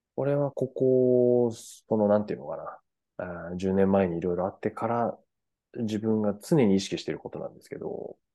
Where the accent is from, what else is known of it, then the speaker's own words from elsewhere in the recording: Furano, Hokkaido, Japan; フラノ市出身なんです